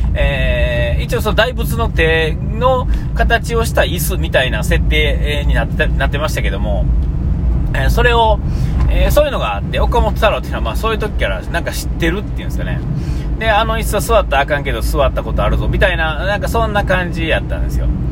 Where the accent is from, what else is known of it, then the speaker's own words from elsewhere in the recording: Nara, Japan; 僕の出身奈良のですね